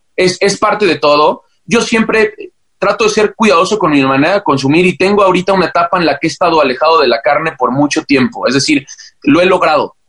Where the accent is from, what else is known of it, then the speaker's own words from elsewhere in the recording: Mexico; siendo mexicano